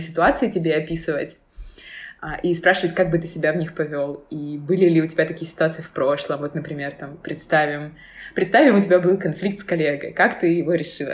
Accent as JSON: {"language": "Russian", "town": "Dnipro", "region": "Dnipropetrovsk Oblast", "country": "Ukraine", "moved": "as an adult", "lives_now": "Berlin, Germany", "said": "Я училась в Днепре, я из Днепра"}